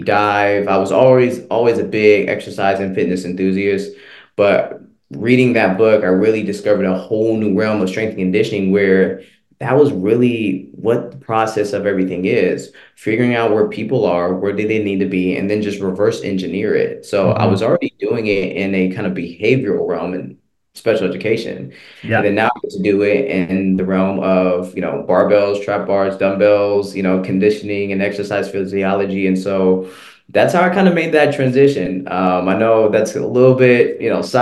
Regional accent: Seattle, Washington, United States; moved away as an adult; now in Atlanta, United States; I'm from Seattle, Washington.

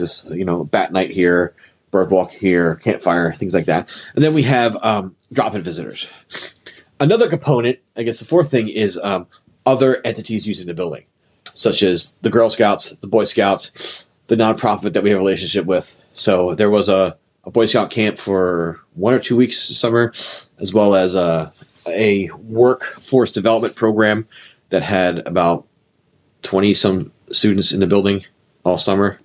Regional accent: Philadelphia, Pennsylvania, United States; as a Philadelphian

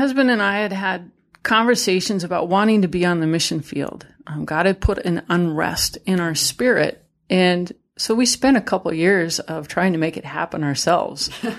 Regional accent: Idaho, United States; You know, I'm from Idaho. We went fishing, you know, and we'd, you know, lay out on the trampoline, look at stars, and listen to the elk bugle at night

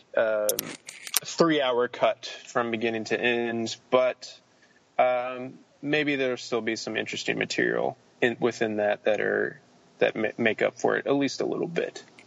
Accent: Denton, Texas, United States; filmed in my hometown, in Texas, at the University of North Texas

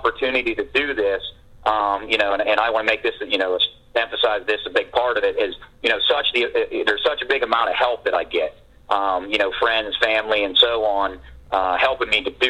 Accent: Crescent, New York, United States; I grew up here in Crescent

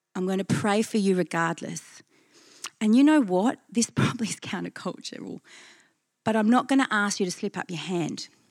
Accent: Perth, Western Australia, Australia; I'm from Perth

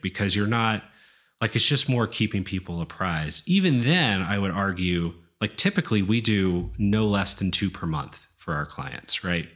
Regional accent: East Coast, United States; moved away; I'm from the East Coast originally

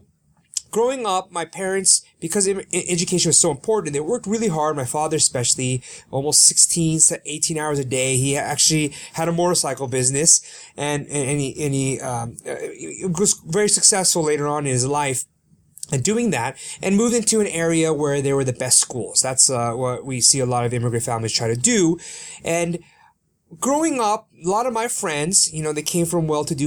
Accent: Sacramento, California, United States; first language Korean; English is a second language; I was born in Sacramento, California

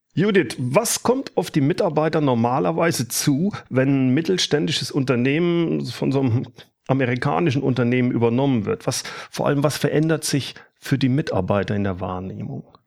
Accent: Rhineland, Germany; Ich bin ja aus dem Rheinland

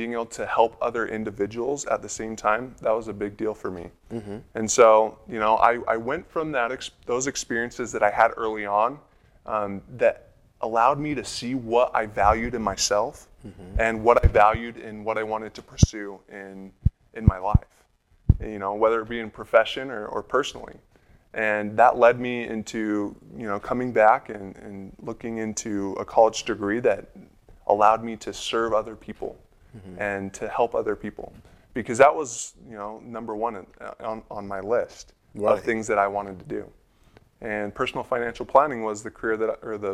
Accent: Utah, United States; I'm a Utah boy. I grew up here in Utah. Most of it was actually in Salt Lake County

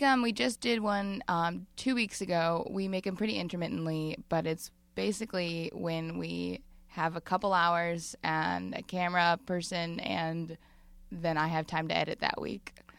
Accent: Madison, Wisconsin, United States; now in Brooklyn, United States; I'm from the Midwest

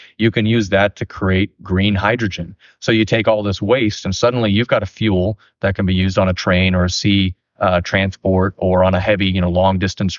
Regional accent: California, United States; I grew up in Tuolumne County, but I went down there for a few years.

